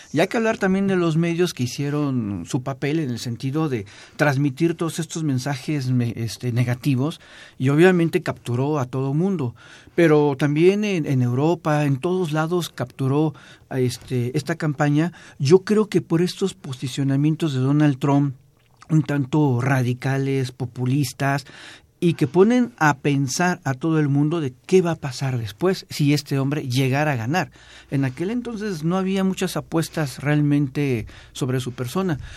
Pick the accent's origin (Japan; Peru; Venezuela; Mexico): Mexico; a nosotros como mexicanos